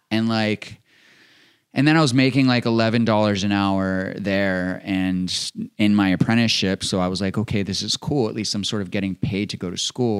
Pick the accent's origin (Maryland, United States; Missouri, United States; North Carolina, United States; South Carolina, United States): Maryland, United States; I grew up in Maryland